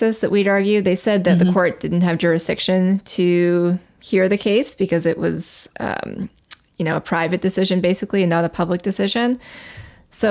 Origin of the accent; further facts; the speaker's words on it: Calgary, Alberta, Canada; I was born in Calgary. My dad still lives there.